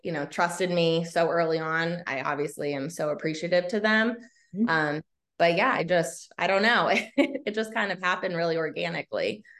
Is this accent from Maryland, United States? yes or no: yes; Laurel, Maryland, United States; also born or lived in North Carolina; now in Baltimore, United States; I am a Maryland native. I grew up in Laurel, Howard County.